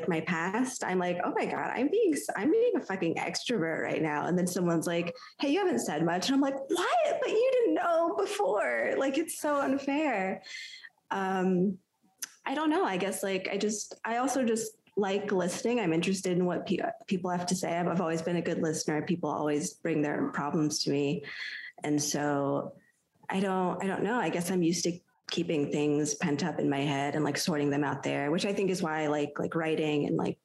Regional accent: United States; as an American

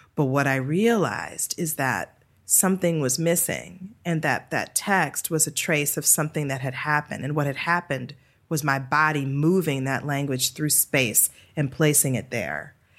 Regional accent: Detroit, Michigan, United States; moved away; I was born and raised in Detroit, Michigan.

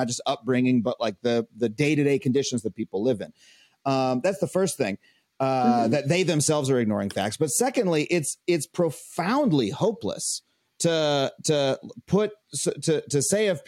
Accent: Long Island, New York, United States; I grew up on Long Island in an affluent suburb.

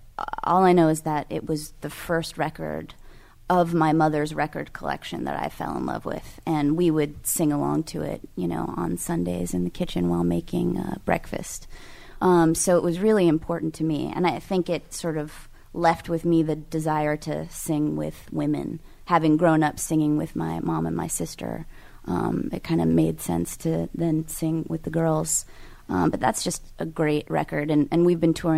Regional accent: California, United States; I'm from California

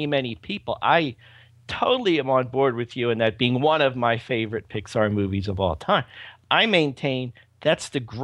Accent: Pennsylvania, United States; Pennsylvania here

